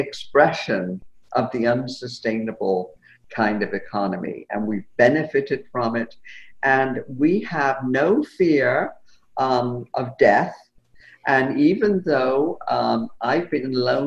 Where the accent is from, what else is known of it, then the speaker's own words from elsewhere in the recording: England, United Kingdom; when I was a kid growing up in England